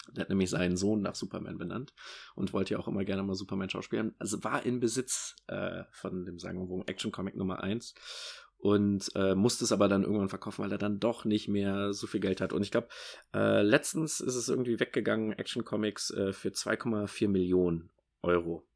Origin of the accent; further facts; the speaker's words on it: Rhineland, Germany; für mich als Rheinländer